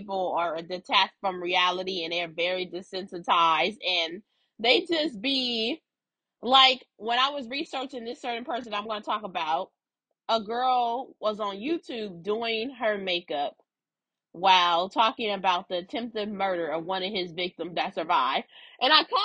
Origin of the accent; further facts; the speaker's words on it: Los Angeles, California, United States; also born or lived in Inglewood; I grew up on Slauson, the cross street, Slauson and Western